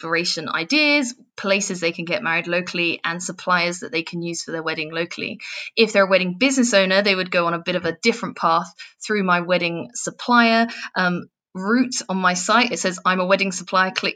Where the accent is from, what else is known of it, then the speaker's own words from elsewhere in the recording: England, United Kingdom; if you haven't worked out from the accent yet, I'm from England.